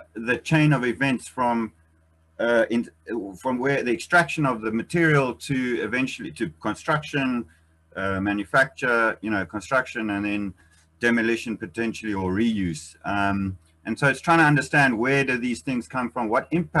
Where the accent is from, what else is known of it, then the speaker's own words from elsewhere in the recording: Eswatini; I come from Swaziland